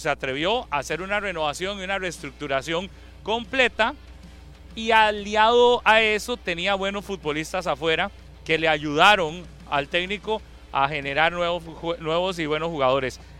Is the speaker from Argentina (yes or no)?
no; Costa Rica; somos pulseadores los ticos